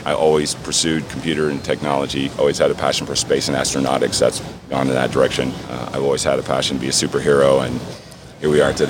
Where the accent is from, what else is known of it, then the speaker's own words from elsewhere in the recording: Key West, Florida, United States; I'm from Key West. I was in Key West